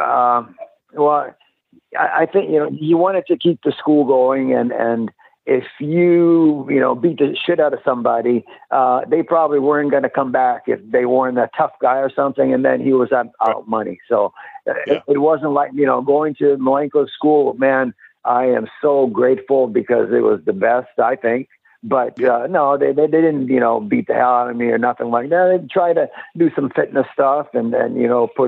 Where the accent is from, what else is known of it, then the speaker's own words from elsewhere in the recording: Winnipeg, Manitoba, Canada; moved away; also born or lived in Europe / Tampa, Florida; I grew up in Winnipeg, Canada